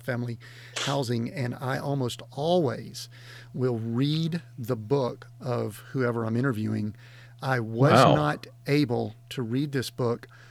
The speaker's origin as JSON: {"language": "English", "country": "United States", "said": "as Americans, and you know, we're American based here"}